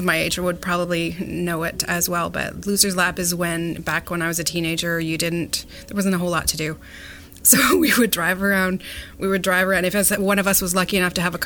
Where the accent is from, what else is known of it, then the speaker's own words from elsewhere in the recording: Mallorytown, Ontario, Canada; I have great memories growing up in Maury, like with friends in Maurytown